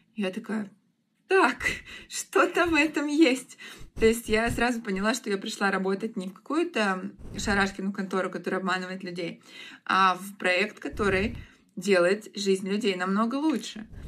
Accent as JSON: {"language": "Russian", "town": "Rostov-on-Don", "region": "Rostov Oblast", "country": "Russia", "also_born_or_lived": "Krasnodar", "moved": "as an adult", "said": "Я сама ростовчанка, и мне очень не нравится в Краснодаре жить"}